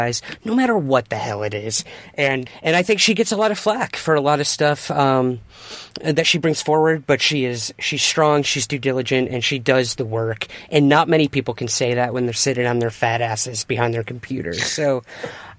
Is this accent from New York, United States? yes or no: yes; Syracuse, New York, United States; moved away; I am from Syracuse, New York.